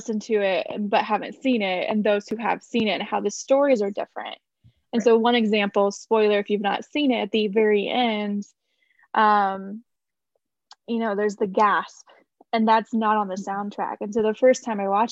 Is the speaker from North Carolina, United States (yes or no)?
no; Indiana, United States; I'm from Indiana